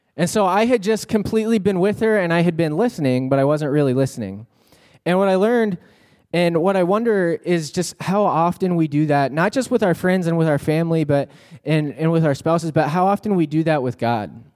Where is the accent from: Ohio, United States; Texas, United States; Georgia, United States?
Texas, United States; I'm from Texas